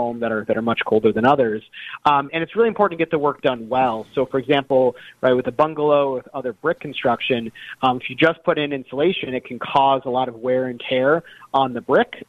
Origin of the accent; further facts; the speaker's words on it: Oak Park, Illinois, United States; moved away; also born or lived in Glen Ellyn, Illinois; I grew up in the Chicagoland area. I grew up in Oak Park in Glen Ellen